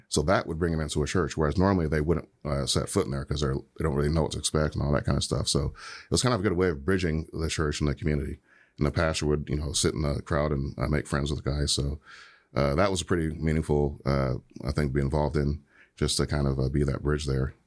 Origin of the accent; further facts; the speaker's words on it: Michigan, United States; I was born and raised in Michigan.